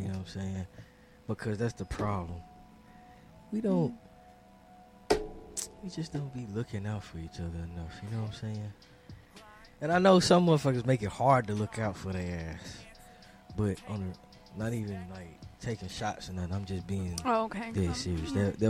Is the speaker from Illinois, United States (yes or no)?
yes; Chicago, Illinois, United States; I get straight to the goddamn point. I'm from